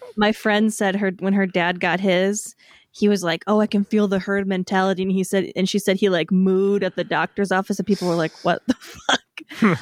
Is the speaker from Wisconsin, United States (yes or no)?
yes; Wisconsin, United States; I grew up in Wisconsin.